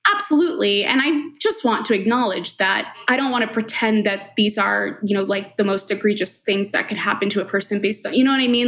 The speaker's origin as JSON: {"language": "English", "area": "Long Island", "region": "New York", "country": "United States", "tie": "born or raised there", "also_born_or_lived": "Colombia", "moved": "yes", "lives_now": "Denver, United States", "said": "I was born in Colombia and adopted to a Caucasian family. Uh, and I grew up in Long Island"}